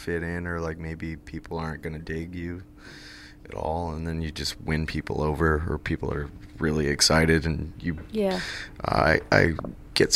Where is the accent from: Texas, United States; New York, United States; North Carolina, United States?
New York, United States; Greenwich; are from a very small town that's probably not even dotted on a map, called Greenwich, New York